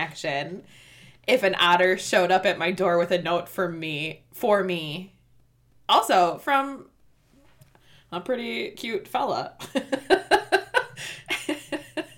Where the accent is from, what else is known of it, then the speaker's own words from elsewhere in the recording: Midwest, United States; we're from the Midwest